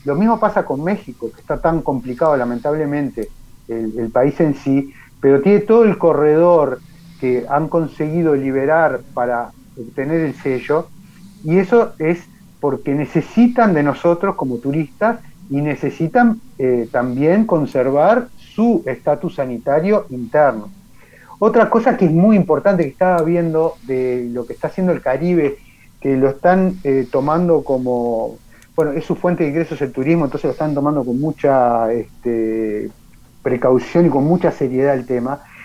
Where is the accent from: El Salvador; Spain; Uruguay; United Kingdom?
Uruguay